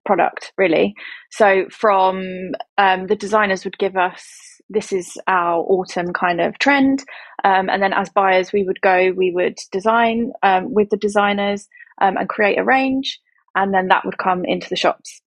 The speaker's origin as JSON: {"language": "English", "area": "Essex", "region": "East of England", "country": "United Kingdom", "also_born_or_lived": "London", "moved": "as an adult", "said": "we relocated from London to Essex to be back where I'm originally from"}